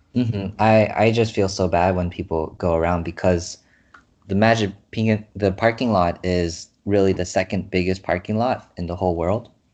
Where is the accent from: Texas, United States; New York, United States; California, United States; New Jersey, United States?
California, United States; San Jose; I'm from California, San Jose